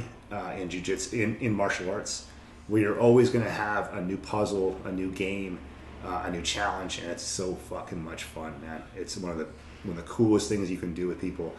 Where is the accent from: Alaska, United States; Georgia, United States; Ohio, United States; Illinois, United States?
Alaska, United States; I'm from Alaska. My aunts, uncles, everyone's here